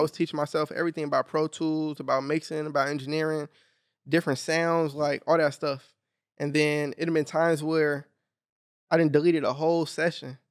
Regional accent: Long Beach, California, United States; I grew up in Long Beach, north

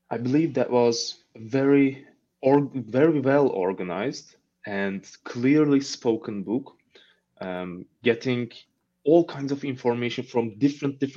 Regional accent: Mersin, Turkey; first language Turkish; English is a second language; moved away as an adult; also born or lived in Izmir, Turkey; now in Ankara, Turkey; where I come from. It is the southern part of Turkey. The name of my city is Mersin, where we have a long coast and also a port.

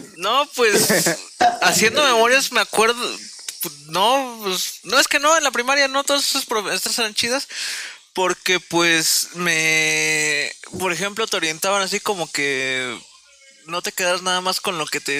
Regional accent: central Mexico, Mexico; Nosotros somos parte céntrica de México

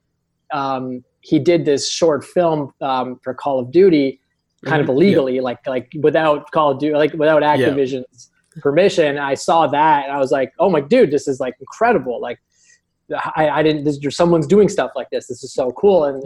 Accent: Canada; also born or lived in Toronto area; We're both in the Toronto area. We're both Canadian.

